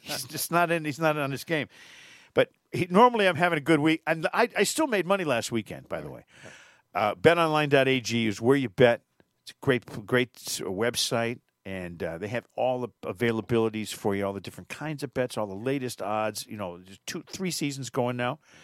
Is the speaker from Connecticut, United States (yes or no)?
yes; Connecticut, United States; moved away; my home state of Connecticut